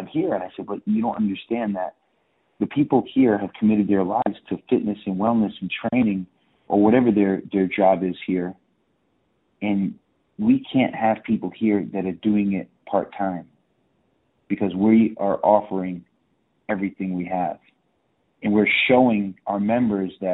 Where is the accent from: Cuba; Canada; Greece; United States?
United States; Southeastern Massachusetts; moved away as an adult; now in Miami Beach, United States; I'm from Southeastern Mass